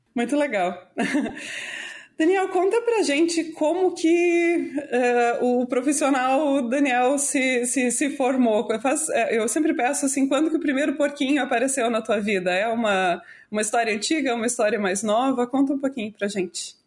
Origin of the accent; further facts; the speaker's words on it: Brazil; a gente é brasileiro